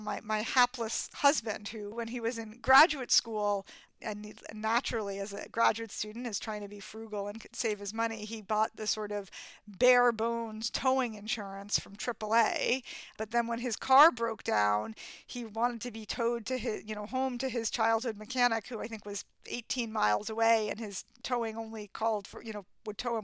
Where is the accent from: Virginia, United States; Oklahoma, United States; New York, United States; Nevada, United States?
New York, United States; New York City; as a kid in growing up in Manhattan where no one drove